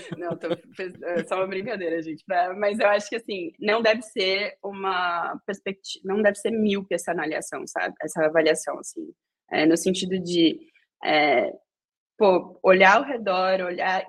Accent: São Paulo, Brazil; moved away as an adult; now in Berlin, Germany; nascida e criada em São Paulo, é, na região ali de Jabaquara e arredores

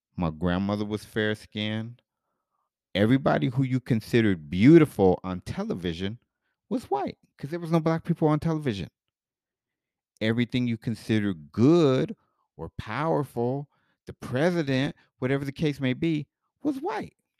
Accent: Denver, Colorado, United States; as a kid growing up in Denver where I was the only black kid in my elementary school.

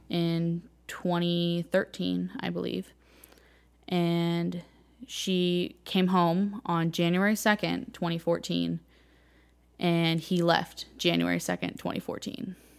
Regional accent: Martinez, California, United States; moved away as an adult; now in Joplin, United States; I grew up in Martinez, California

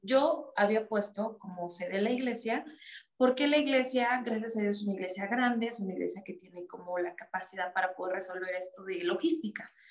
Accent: Mexico; yo vivo aquí en México. Sí, yo nací aquí en México

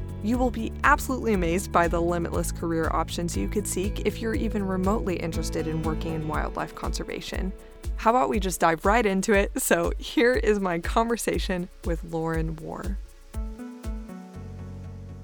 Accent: Gulf Coast, United States; growing up on the Gulf Coast

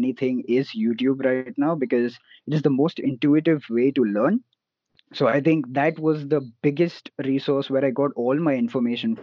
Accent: Mumbai, Maharashtra, India; And I'm from Mumbai

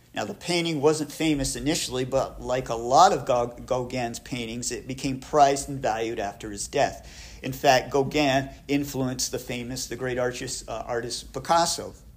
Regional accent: Plattsburgh, New York, United States; I grew up in Plattsburgh

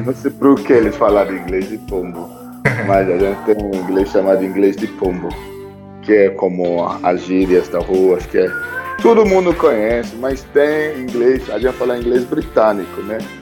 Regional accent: Lagos, Nigeria; Portuguese is a second language; moved away as an adult; also born or lived in Owerri, Nigeria; now in Brazil; Eu, eu cresci em Lagos, mas eu venho de cidade chamada Owerri, mas eu cresci em Lagos.

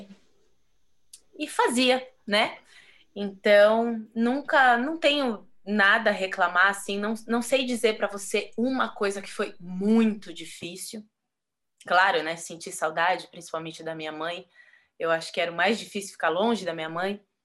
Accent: Brazil; moved away as an adult; Eu saí do Brasil com quase zero de conhecimento folclórico

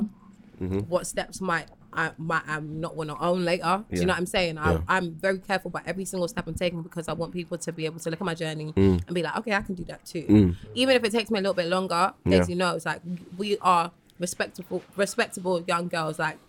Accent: London, United Kingdom; I was born and raised in London

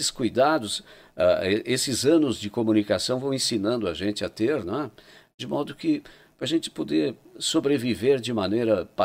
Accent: Santo Antônio da Patrulha, Rio Grande do Sul, Brazil; natural de Santo Antônio da Patrulha.

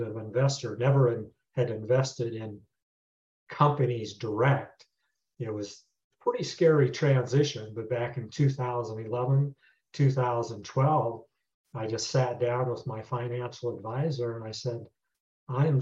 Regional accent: Nebraska, United States; moved away as an adult; also born or lived in Denver, Colorado; Born and raised in Nebraska

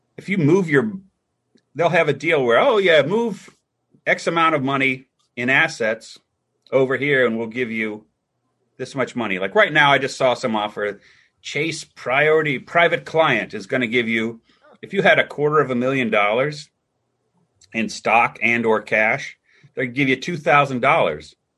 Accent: Cincinnati, Ohio, United States

